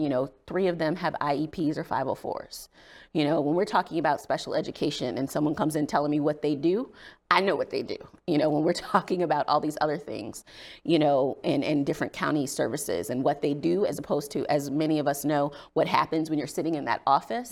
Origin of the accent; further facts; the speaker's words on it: South Bend, Indiana, United States; moved away as an adult; also born or lived in Virginia; now in Maryland, United States; I grew up in South Bend, Indiana, in a family that was very politically active.